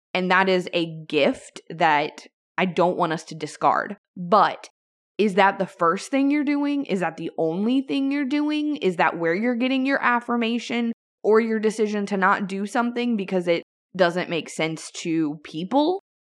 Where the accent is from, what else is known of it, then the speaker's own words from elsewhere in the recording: Louisiana, United States; my home state of Louisiana.